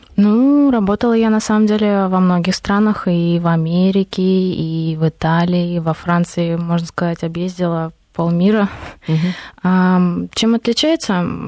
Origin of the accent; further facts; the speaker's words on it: Chelyabinsk, Chelyabinsk Oblast, Russia; moved away; я с того места